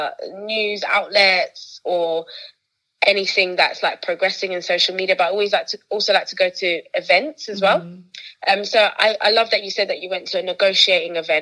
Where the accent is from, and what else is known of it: United Kingdom